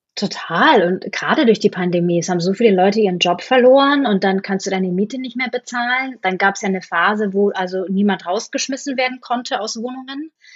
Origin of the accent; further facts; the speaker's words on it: Bamberg, Bavaria, Germany; moved away as an adult; also born or lived in Munich, Germany; now in New York, United States; in Bamberg, wo ich aufgewachsen bin